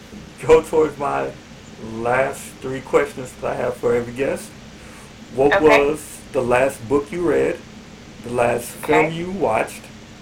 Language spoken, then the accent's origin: English; Chicago, Illinois, United States; I grew up in Bronzeville